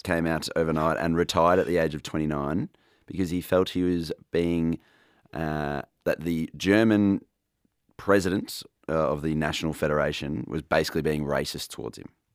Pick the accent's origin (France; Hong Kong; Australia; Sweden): Australia; as an Aussie